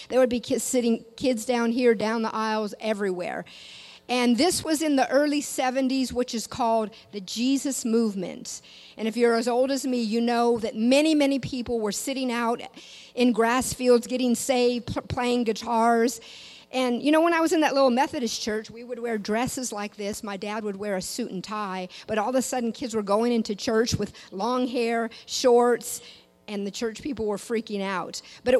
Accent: Washington, United States; now in Louisiana, United States; I did not grow up in Louisiana. Some of you maybe can tell that by my accent. I still have people say, where are you from?

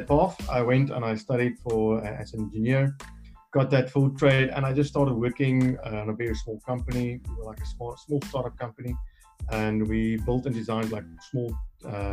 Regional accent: South Africa; I come from South Africa. I'm here in Cape Town.

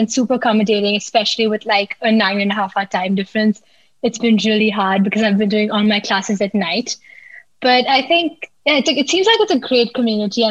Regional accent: Pune, Maharashtra, India; I'm from India. I'm from a city called Pune in India

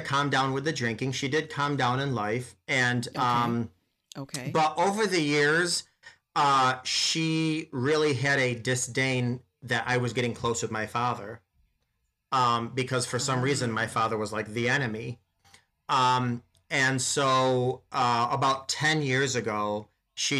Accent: upstate New York, United States; I'm from Cow Tipping Town, way upstate New York

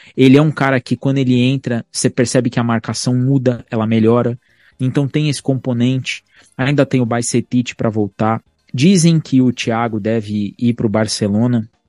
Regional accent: Brazil; nós somos brasileiros

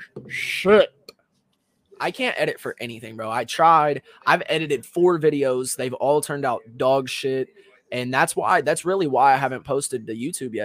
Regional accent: Kentucky, United States; moved away; I was from Kentucky

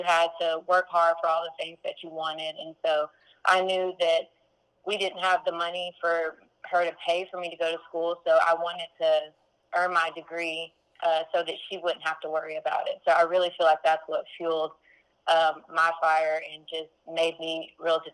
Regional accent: Corsicana, Texas, United States; moved away as an adult; also born or lived in Monroe, Louisiana; I was born and raised in Corsicana, Texas.

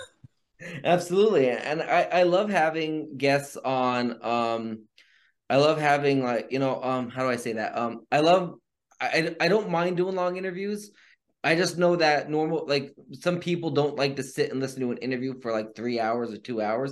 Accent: near Ashland, Pennsylvania, United States; right outside of Ashland. Again, another place that's about five minutes away from where I grew up, where my mom currently lives

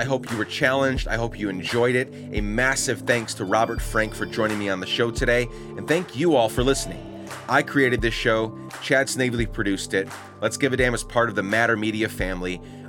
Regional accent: Guatemala; also born or lived in Rochester, United States; I grew up in Guatemala. I've lived, I was born in New York, Rochester, New York, right down the road from Ithaca.

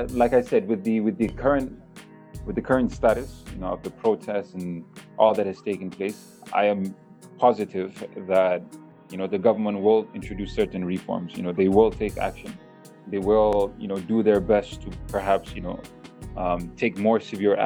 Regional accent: Malaysia; I'm someone who spent my whole life, rather, in Malaysia. I grew up in Malaysia, beautiful country, the people are beautiful over here

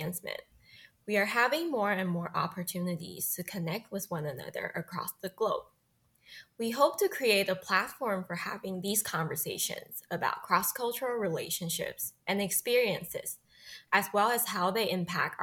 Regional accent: Taiwan; moved away as an adult; also born or lived in Hong Kong / England / Singapore / United States; I was born and raised in Taiwan

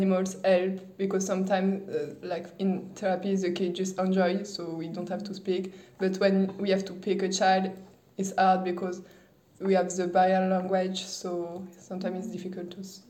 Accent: Saumur, Pays de la Loire, France; I come from France. I live in a small city called Saumur, and I just finished my 3 years university degrees.

